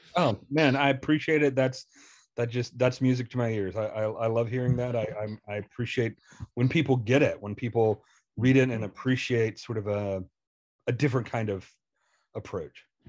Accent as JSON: {"language": "English", "town": "Selmer", "region": "Tennessee", "country": "United States", "tie": "born or raised there", "moved": "yes", "lives_now": "Indiana, United States", "said": "Selmer, where I grew up"}